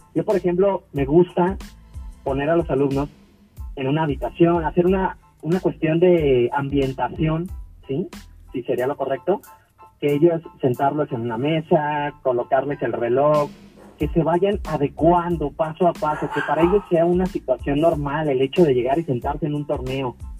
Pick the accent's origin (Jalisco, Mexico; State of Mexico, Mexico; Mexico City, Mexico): Jalisco, Mexico; Guadalajara; soy nacido aquí en Guadalajara, Jalisco. Soy mexicano de, ahora que de, sangre